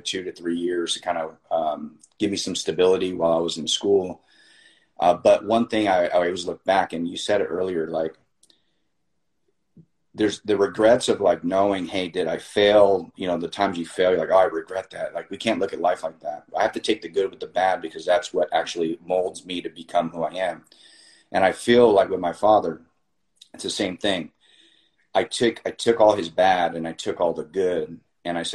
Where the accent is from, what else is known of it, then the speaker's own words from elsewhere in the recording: Miami, Florida, United States; I was born in Miami. I'm a first generation, you know, Cuban American here